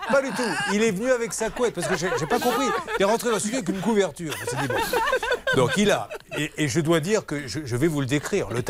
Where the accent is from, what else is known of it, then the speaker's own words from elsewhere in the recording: Meyzieu, Auvergne-Rhône-Alpes, France; une petite ville à côté de Lyon.